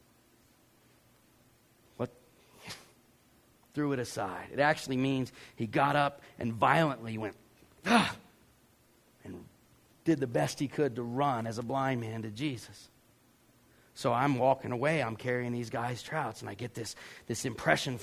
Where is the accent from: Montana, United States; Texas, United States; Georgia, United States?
Georgia, United States; I'm from Georgia